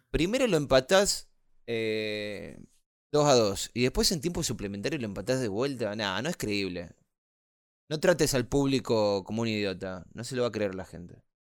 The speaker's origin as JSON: {"language": "Spanish", "country": "Argentina", "said": "yo soy argentino"}